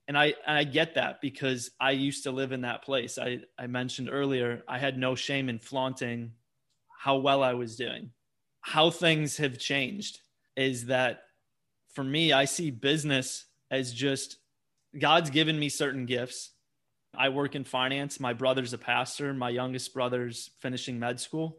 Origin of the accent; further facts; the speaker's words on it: Wisconsin, United States; Growing up in Wisconsin